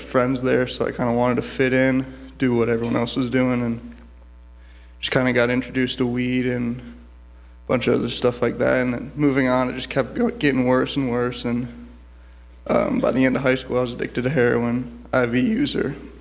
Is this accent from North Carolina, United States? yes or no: no; Cleveland, Ohio, United States; I'm from Cleveland, Ohio